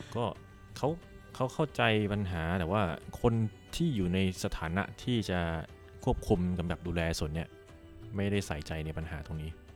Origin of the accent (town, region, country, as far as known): Khon Kaen, Thailand; born or raised there